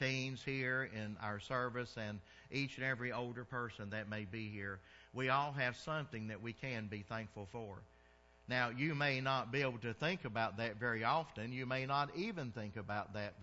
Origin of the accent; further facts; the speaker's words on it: the South, United States; moved away; I'm from the South, so we called it dressing